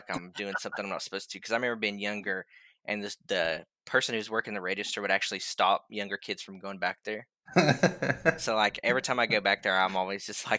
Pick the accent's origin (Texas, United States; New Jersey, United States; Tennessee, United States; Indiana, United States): Tennessee, United States; moved away as an adult; now in Cincinnati, United States; I'm from Tennessee, so of course in Nashville you have every giant country music star probably lives there, but more since we relocated to Ohio, more specifically Cincinnati.